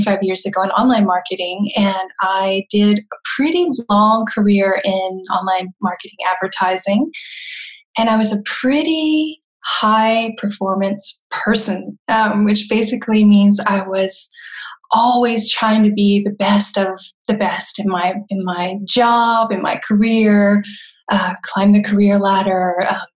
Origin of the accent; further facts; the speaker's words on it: Florida, United States; moved away as an adult; now in Germany; I come from the South, originally from Florida, and I've been living in Germany for about 25 years